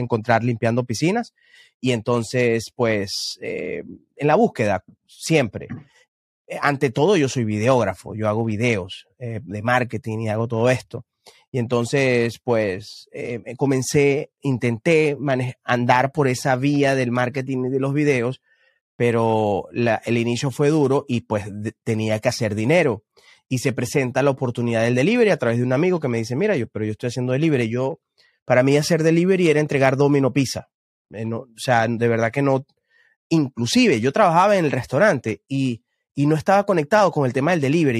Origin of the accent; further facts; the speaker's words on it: Venezuela; moved away as an adult; now in Houston, United States; yo soy venezolano y todos sabemos lo que ocurre en Venezuela y, llegar, llegué acá a Estados Unidos hace un, no sé si cuatro o cinco años